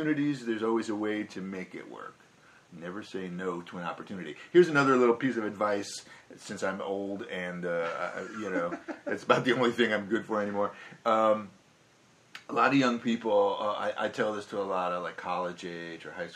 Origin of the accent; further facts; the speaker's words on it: New York, United States; moved away as an adult; also born or lived in Minneapolis / California; As a New Yorker